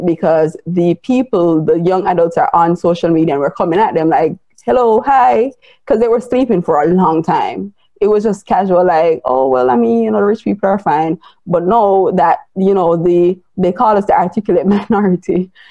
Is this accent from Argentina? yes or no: no; Jamaica; I am Jamaican, I live in Jamaica